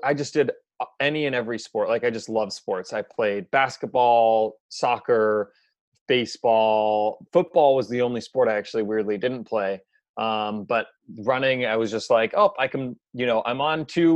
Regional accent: Seattle, Washington, United States; also born or lived in Boston, Massachusetts; born and raised in Seattle. So I was here until I was 18.

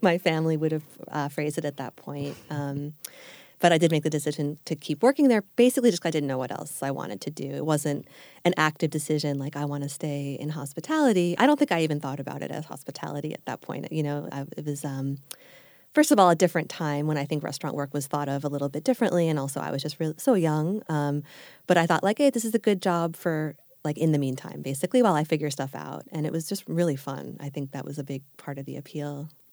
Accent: Long Island, New York, United States; moved away as an adult; also born or lived in Manhattan, New York / Japan; now in Los Angeles, United States; I grew up on Long Island, uh, about an hour or so outside of New York City, and lived there all the way through till I left for college

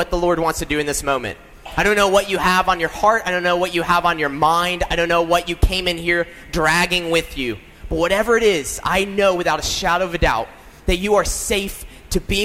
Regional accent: South Carolina, United States; now in Michigan, United States; I'm from South Carolina

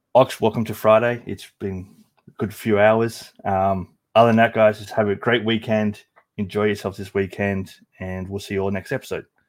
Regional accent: Australia; as an Australian who didn't grow up with baseball

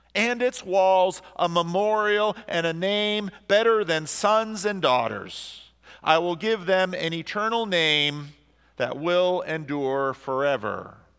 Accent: New Jersey, United States; I grew up in New Jersey with a lot of Roman Catholics around

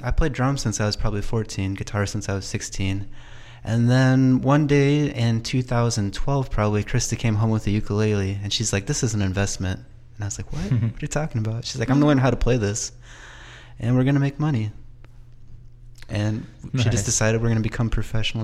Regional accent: Monroe, Washington, United States; also born or lived in Chile / Everett; I'm from Monroe.

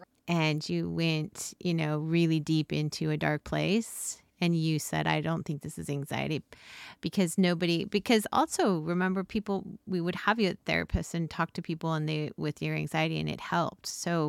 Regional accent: Snowflake, Arizona, United States; I grew up in Snowflake, Arizona.

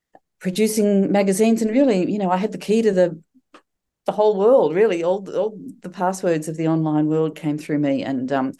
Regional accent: Coburg, Victoria, Australia; moved away as an adult; now in East Gippsland, Australia; I grew up in Coburg, born and raised in Coburg

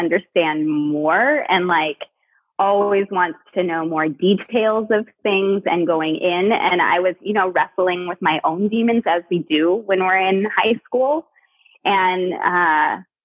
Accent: Cupertino, California, United States; moved away as an adult; also born or lived in San Francisco, United States; now in Portland, United States; I was born in the Bay Area, grew up in like Cupertino, Santa Clara area.

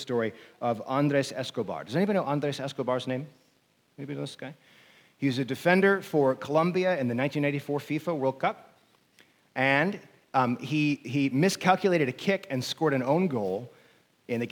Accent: near Chicago, Illinois, United States; I grew up near Chicago

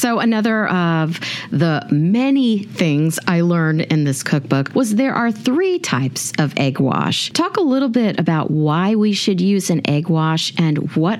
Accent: Kansas, United States; Since we're both from Kansas

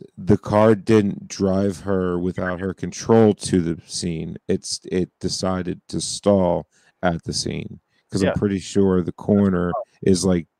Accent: New Jersey, United States; I'm a car guy from Jersey

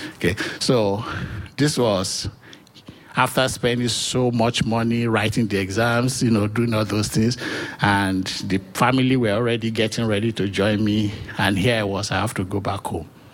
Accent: Nigeria; moved away as an adult; also born or lived in New Hampshire; now in United States; I was born in Nigeria

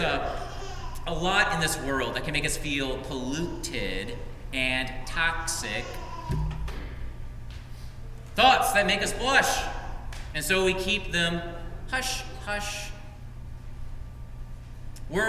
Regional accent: Frankenmuth, Michigan, United States; moved away; I come from Frankenmuth

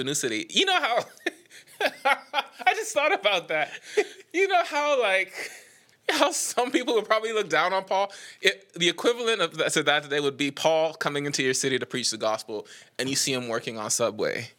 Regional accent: Nassau, New Providence, Bahamas; moved away as an adult; now in Knoxville, United States; I am from Nassau, the Bahamas. I have lived in Knoxville, Tennessee for ten years now

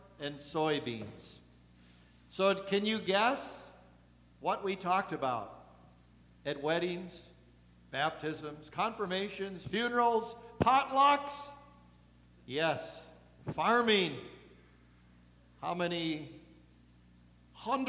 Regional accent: Eagle River, Wisconsin, United States; I'm from Eagle River

